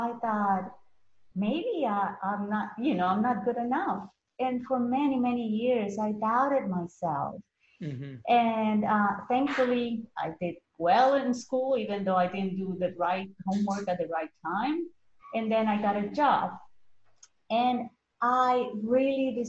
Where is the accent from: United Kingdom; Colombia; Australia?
Colombia; moved away as an adult; now in United States; I was born in Colombia originally